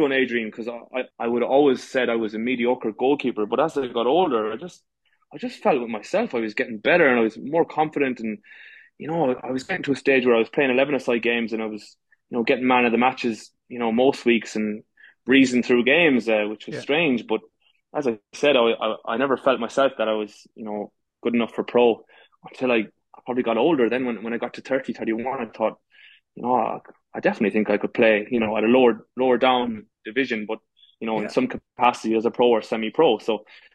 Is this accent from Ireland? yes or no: yes; Galway, Connacht, Ireland; moved away as an adult; now in Dubai, United Arab Emirates; I'm from Galway, the west of Ireland. I'm playing football since I was, I suppose, 6, 7